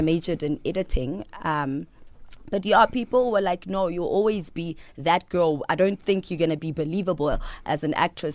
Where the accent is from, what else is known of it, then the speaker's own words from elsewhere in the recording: Peddie, Eastern Cape, South Africa; I was born in Pedi. Pedi is in the Eastern Cape. It's between Grahamstown and King Williamstown